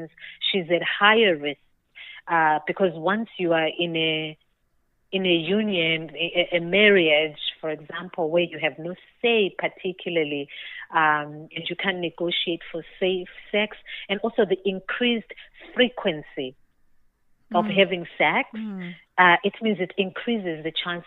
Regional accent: Zimbabwe; I was born and raised in Zimbabwe

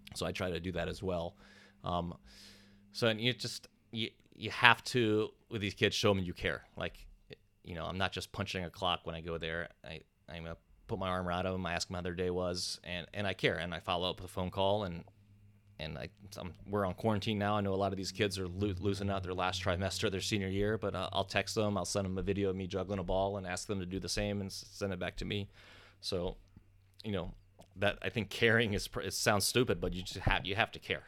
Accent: East Coast, United States; moved away as an adult; now in California, United States; I didn't move to California until I was thirty, and growing up on the East Coast

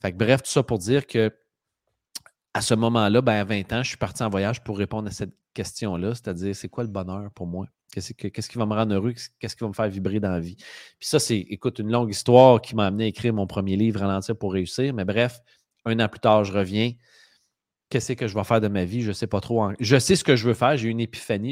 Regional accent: Drummondville, Quebec, Canada; je viens de Drummondville

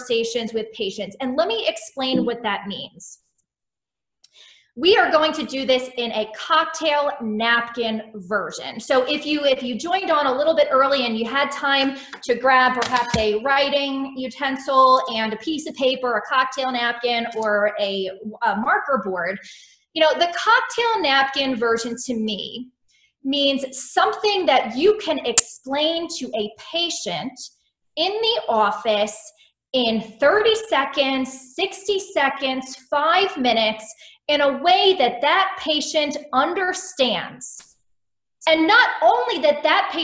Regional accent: Maryland, United States; moved away as an adult; also born or lived in Miami / Houston / Philadelphia / Winston-Salem; now in Iowa City, United States; I did not grow up in the Midwest, and I grew up in Maryland

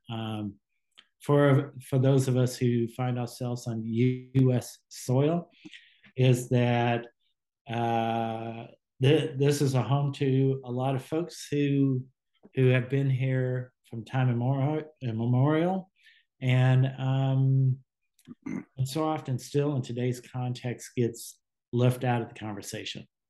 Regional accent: Southern California, United States; now in Washington State, United States; I grew up in Southern California uh, in a rural area

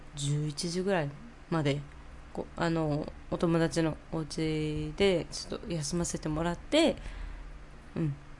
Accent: Japan; now in New York, United States; 日本人日本出身だよ

